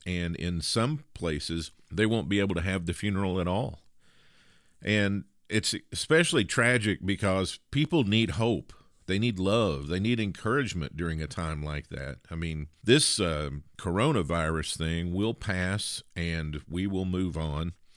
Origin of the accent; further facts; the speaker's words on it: the South, United States; accent: Southern; you can probably tell I'm from the South by uh, ever so slight accent